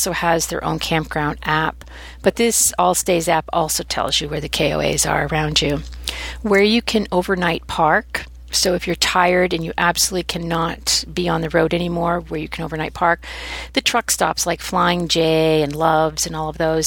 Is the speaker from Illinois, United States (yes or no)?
no; Oregon, United States; moved away; also born or lived in Maine / Texas; I grew up in Oregon